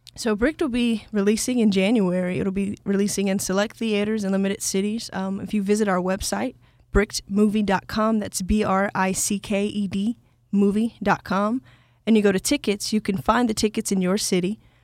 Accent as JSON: {"language": "English", "town": "Atlanta", "region": "Georgia", "country": "United States", "tie": "born or raised there", "said": "growing up in Atlanta"}